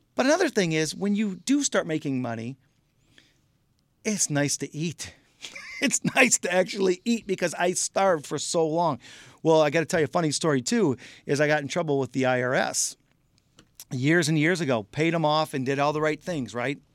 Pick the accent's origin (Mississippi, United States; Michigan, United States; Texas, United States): Michigan, United States; I'm out in California, we're from Michigan